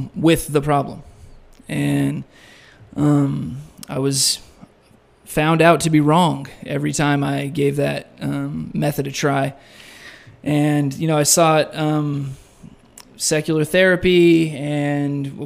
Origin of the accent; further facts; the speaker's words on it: San Diego, California, United States; moved away as an adult; I am from San Diego, California, and made my way out here 10 weeks ago and 2 days